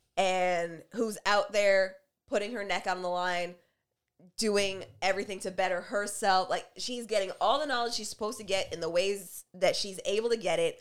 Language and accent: English; Canada; fun, fine, black, and Canadian like us